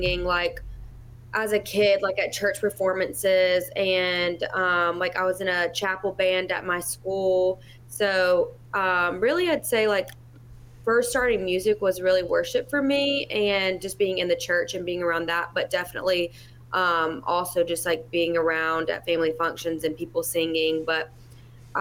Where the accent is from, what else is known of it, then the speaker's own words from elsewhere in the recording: Tuscaloosa, Alabama, United States; moved away as an adult; now in Nashville, United States; I'm from Tuscaloosa, Alabama. I live in Nashville currently. I have for almost 5 years now.